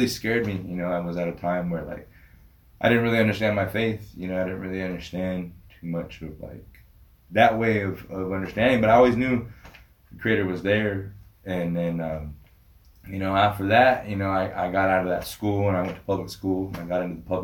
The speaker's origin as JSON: {"language": "English", "country": "United States", "tie": "born or raised there", "said": "growing up on the Rez, you know, I went through Catholic school"}